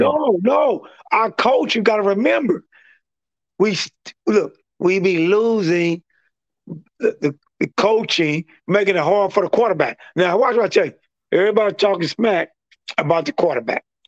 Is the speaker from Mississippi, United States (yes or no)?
no; East St. Louis, Illinois, United States; I'm from, uh, I'm from East Saint Louis